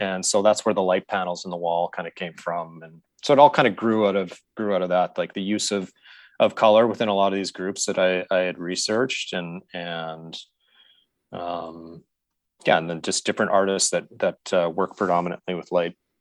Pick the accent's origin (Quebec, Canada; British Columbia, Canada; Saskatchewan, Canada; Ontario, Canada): Saskatchewan, Canada; Saskatoon; I grew up in Saskatchewan, and so I grew up in Saskatoon